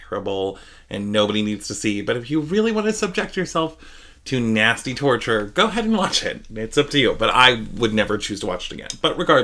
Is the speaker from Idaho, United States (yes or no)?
yes; Idaho, United States; we are from Idaho